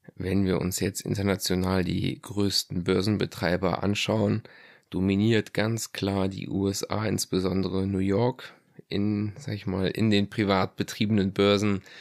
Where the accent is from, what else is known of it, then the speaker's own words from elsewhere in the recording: Germany; hier bei uns in Deutschland